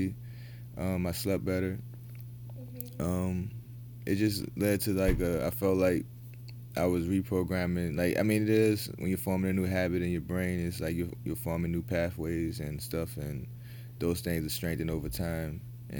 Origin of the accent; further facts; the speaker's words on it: New Orleans, Louisiana, United States; now in Houston, United States; I'm originally from New Orleans